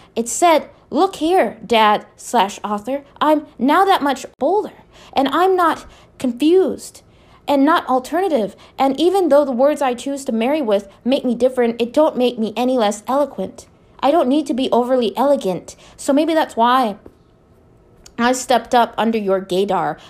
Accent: Minneapolis, Minnesota, United States; I was born in Minneapolis, Minnesota

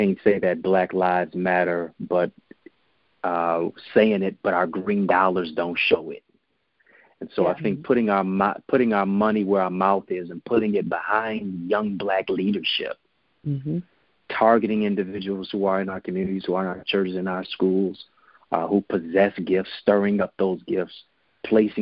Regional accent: Detroit, Michigan, United States; I'm from Detroit, so we say what up, though.

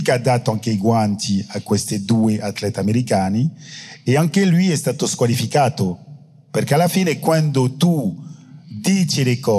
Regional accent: France; Italian is a second language; Io sono francese e forse in Italia è molto più facile parlare della colonizzazione perché alla fine... Eh, non lo so, non sono italiano.

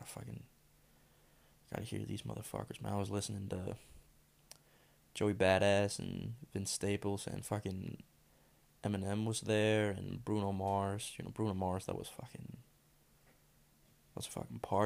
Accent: Denmark; I'm from Denmark.

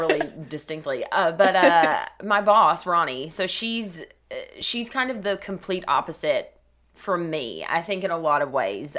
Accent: Cleveland, Tennessee, United States; I'm originally from Cleveland, Tennessee. I grew up there, lived there my entire life

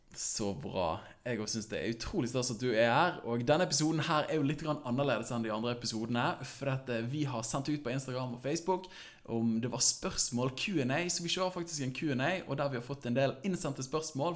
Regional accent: Bergen, Vestland, Norway; born or raised there

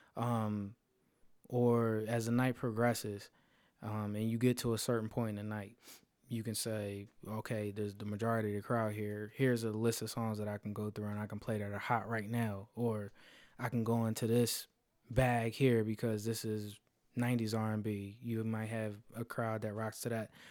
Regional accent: Philadelphia, Pennsylvania, United States; in Philly, in my hometown

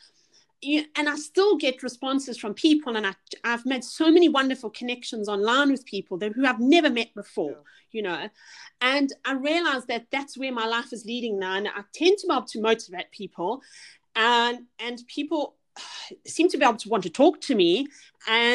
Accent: South Africa; moved away as an adult; now in United Kingdom; you can hear from my accent, I'm from South Africa

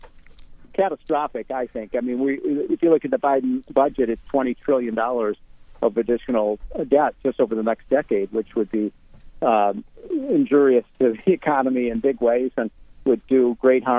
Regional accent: Illinois, United States; my home state of Illinois

